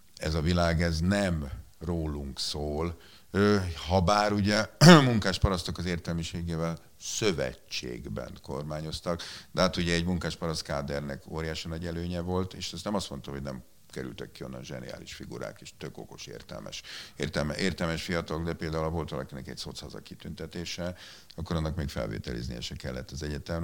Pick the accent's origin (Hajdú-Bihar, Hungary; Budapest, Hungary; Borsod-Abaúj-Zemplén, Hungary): Budapest, Hungary; én itt nőttem föl nem messze innen, itt a, ugye most itt vagyunk a Vörösmarty téren, a Ferenciek terén